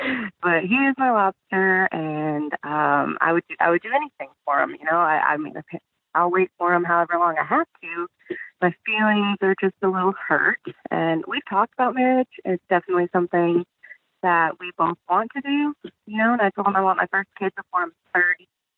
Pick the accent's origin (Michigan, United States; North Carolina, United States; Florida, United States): Michigan, United States; moved away as an adult; now in Alabama, United States; I'm about 26, soon to be 27, and he's 30. I'm originally actually from Michigan, and now I live in Alabama